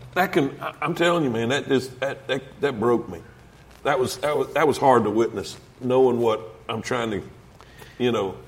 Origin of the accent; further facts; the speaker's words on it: Lake Okeechobee, South Florida, United States; I grew up in South Florida. I grew up basically on Okeechobee Lake